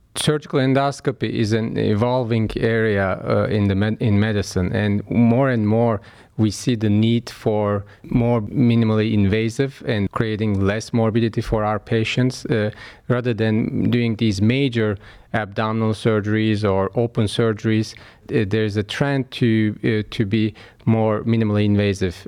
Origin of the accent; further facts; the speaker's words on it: Istanbul, Turkey; moved away as an adult; now in Cleveland, United States; I was born in Istanbul, Turkey, and, uh, raised there